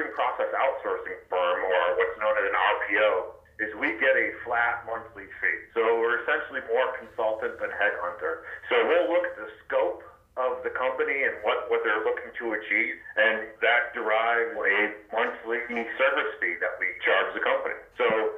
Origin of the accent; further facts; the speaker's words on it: Maine, United States; I grew up in Maine and joined the Navy right out of high school, served 21 years